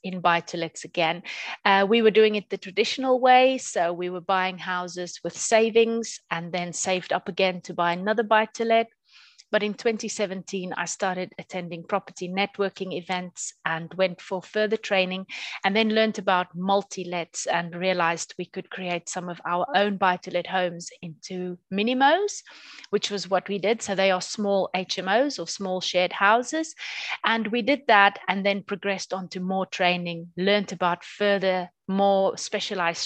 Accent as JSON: {"language": "English", "country": "South Africa", "moved": "yes", "lives_now": "North Nottinghamshire, United Kingdom", "said": "I'm originally from South Africa. I came over to the UK permanently in 2001."}